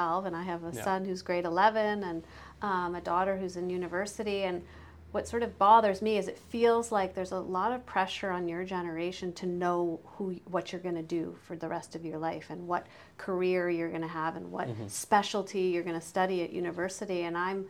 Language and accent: English; United States; moved away as an adult; now in Canada; I'm an American